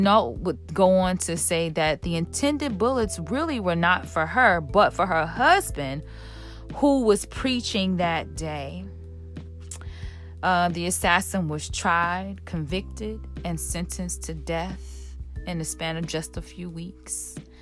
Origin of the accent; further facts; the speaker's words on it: Chicago, Illinois, United States; my hometown, Chicago